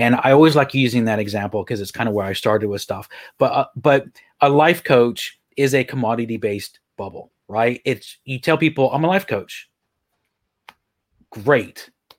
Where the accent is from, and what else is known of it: Texas, United States; moved away as an adult; also born or lived in Ireland; now in Leeds, United Kingdom